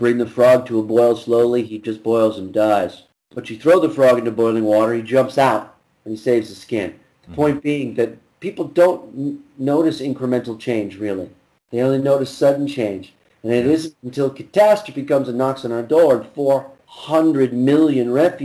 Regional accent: United States; now in France

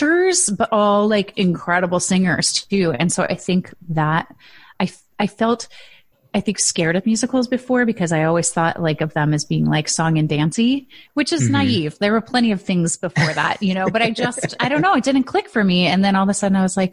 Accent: Midwest, United States; I'm from the Midwest

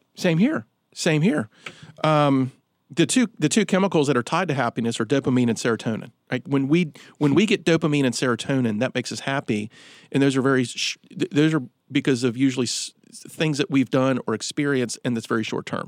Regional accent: Roanoke, Virginia, United States; growing up in Roanoke, there was a, a, facility

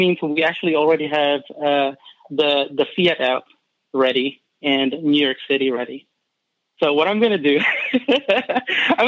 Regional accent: Philippines; now in Kentucky, United States; I'm not originally from Kentucky. I'm actually an immigrant from the Philippines.

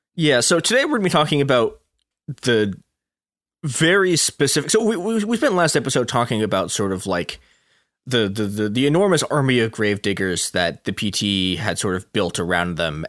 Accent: Chicago suburbs, Illinois, United States; I didn't grow up in Chicago. I grew up in Chicago's even more corrupt suburbs.

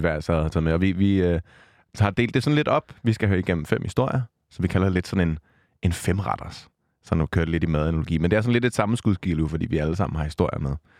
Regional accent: Vordingborg, Zealand, Denmark; med mine forældre hjemme i Vordingborg, hvor jeg kommer fra

